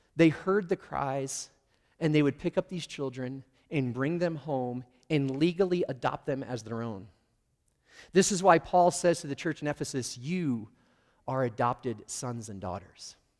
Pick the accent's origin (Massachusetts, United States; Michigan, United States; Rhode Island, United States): Michigan, United States; also born or lived in Schroon Lake, New York; we moved from New York to Michigan